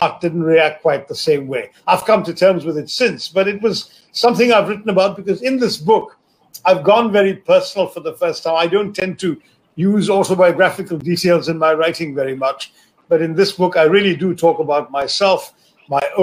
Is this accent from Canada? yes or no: no; India; as an Indian